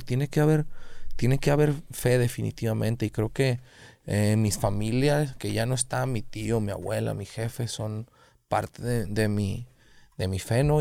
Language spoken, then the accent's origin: Spanish; Guadalajara, Jalisco, Mexico; yo también soy de Oblatos